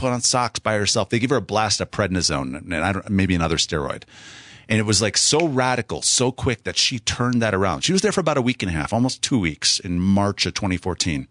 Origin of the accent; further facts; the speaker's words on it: South Central Wisconsin, United States; moved away; I grew up in Wisconsin, South Central Wisconsin, and, uh, just thirty miles straight north of Madison